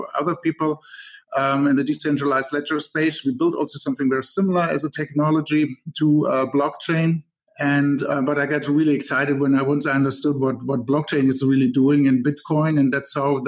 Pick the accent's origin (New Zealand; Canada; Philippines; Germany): Germany; moved away as an adult; now in Silicon Valley, United States; I'm originally actually from Germany, but I live here in the Silicon Valley since 10 years